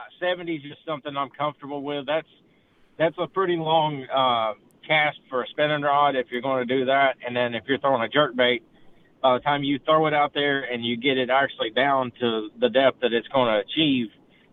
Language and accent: English; East Tennessee, United States; growing up in East Tennessee